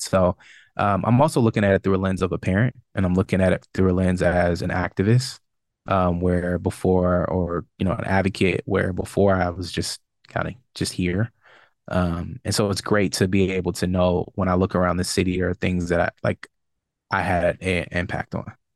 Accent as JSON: {"language": "English", "town": "Richmond", "region": "Virginia", "country": "United States", "tie": "born or raised there", "also_born_or_lived": "Brooklyn, New York / Charlotte, North Carolina", "moved": "as an adult", "said": "back in Richmond and exploring, you know, my hometown"}